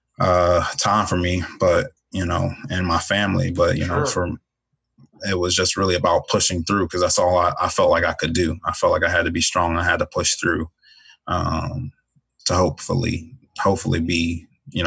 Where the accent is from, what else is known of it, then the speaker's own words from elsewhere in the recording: Chicago, Illinois, United States; moved away as an adult; also born or lived in DeLand, Florida / Grand Island, Nebraska; growing up in Chicago was tough.